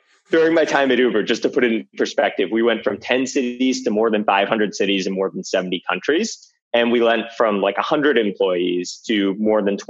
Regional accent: Weston, Florida, United States; moved away as an adult; also born or lived in Atlanta; I grew up in South Florida, outside Fort Lauderdale in a town called Weston

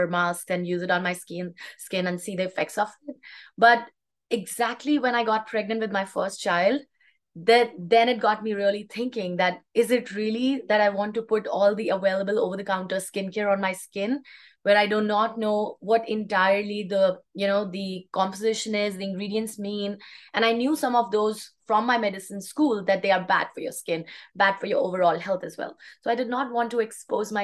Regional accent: India; moved away as an adult; now in Canada; Because I was raised in India, I grew up in India with holistic and natural values instilled in me

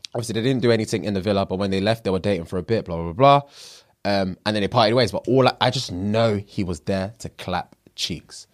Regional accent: Nigeria; I'm Nigerian

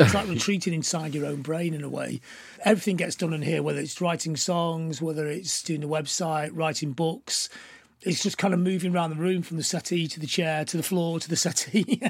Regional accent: Blackpool, North West England, United Kingdom; now in Manchester, United Kingdom; growing up in Blackpool

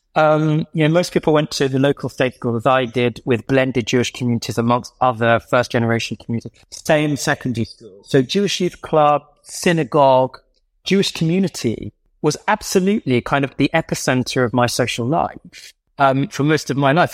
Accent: London, United Kingdom; when I was growing up in Southgate Shaw, Southgate Cock Fosters

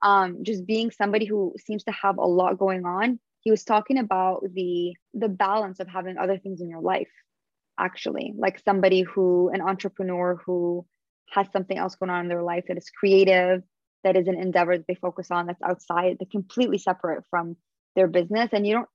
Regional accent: Canada; And we have like a special connection also, just both being Canadian and him being half Lebanese.

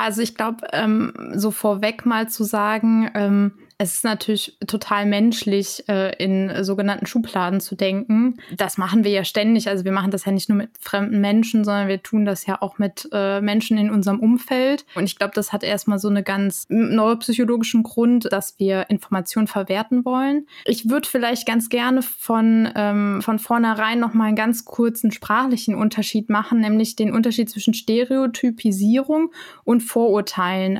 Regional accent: Germany; ich komme aus Deutschland

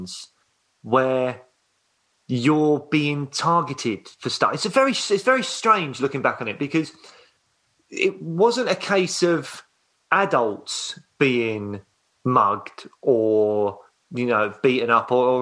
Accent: London, United Kingdom; also born or lived in Croydon; I grew up in Peckham. So, mainly all just like South London

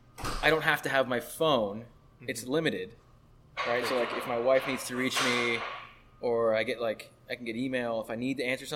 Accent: Miami, Florida, United States; also born or lived in Gainesville, Florida; Grew up most of my life in Miami, a little stint in like Central Florida.

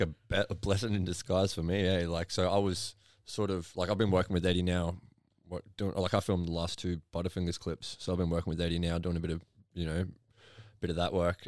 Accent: Logan, Queensland, Australia; growing up in Logan

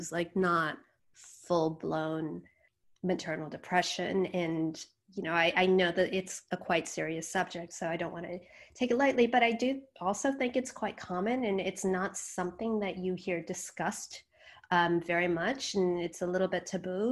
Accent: United States; I was born in the States. My parents were immigrants from India.

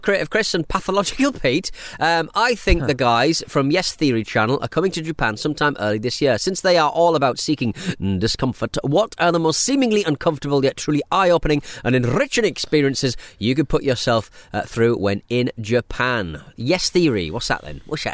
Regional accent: Hartlepool, North East England, United Kingdom; growing up in Hartlepool, we were obviously seafaring town

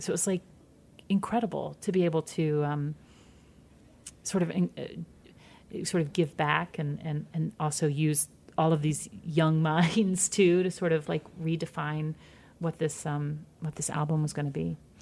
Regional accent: Midwest, United States; I'm from the Midwest too

